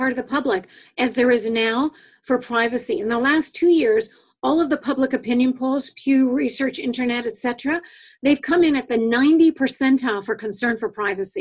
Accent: Canada; I'm Canadian

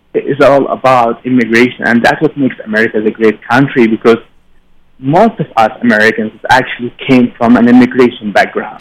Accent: Yemen; English is a second language; moved away as an adult; now in United States

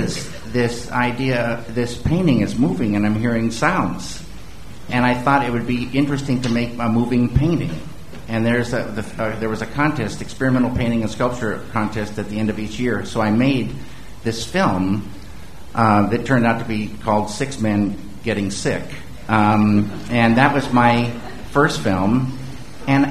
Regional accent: the Northwest, Pacific Northwest, United States; also born or lived in Missoula, Montana; I grew up in the Northwest

